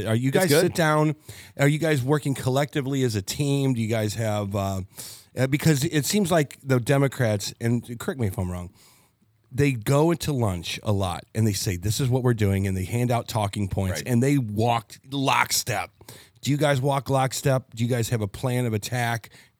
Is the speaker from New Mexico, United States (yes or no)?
no; Baton Rouge, Louisiana, United States; born there; also born or lived in Georgia; Well, I was born in Baton Rouge, Louisiana. I lived in Georgia. I've lived everywhere.